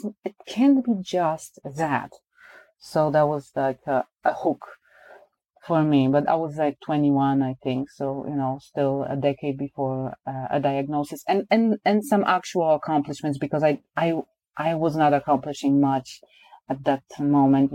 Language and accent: English; Poland